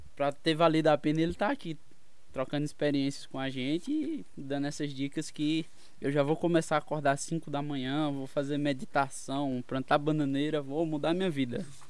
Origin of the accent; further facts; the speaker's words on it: Pernambuco, Brazil; eu sou de Pernambuco